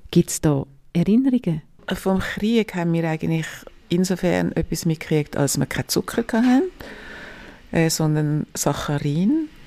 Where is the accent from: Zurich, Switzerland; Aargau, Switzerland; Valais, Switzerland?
Zurich, Switzerland; Als Maria drei Monate alt war, ist dann die Familie auf Zürich gezogen. Wir sind in Zürich Altstädten aufgewachsen